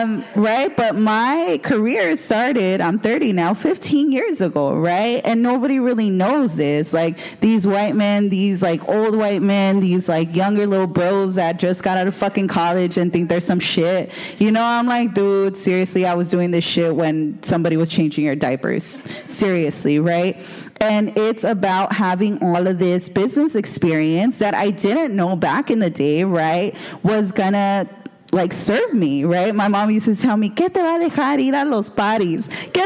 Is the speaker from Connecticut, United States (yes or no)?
no; Los Angeles, California, United States; I'm from Boyle Heights.